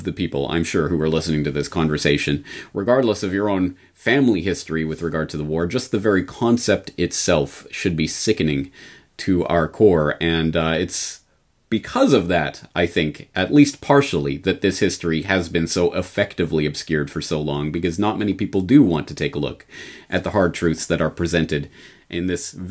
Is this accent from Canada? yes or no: yes; Canada; now in Japan; a Canadian in Japan